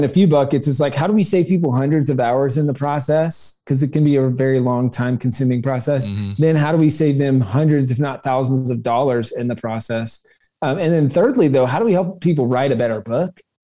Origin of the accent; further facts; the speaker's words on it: South Carolina, United States; I grew up in South Carolina